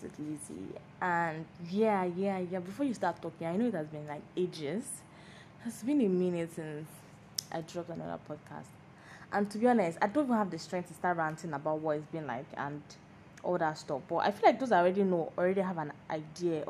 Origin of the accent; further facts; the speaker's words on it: Lagos, Nigeria; I'm a Lagos girl, like born and brought up in Lagos